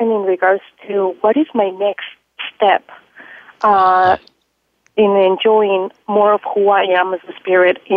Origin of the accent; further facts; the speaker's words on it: Peru; I was born in South America, Peru.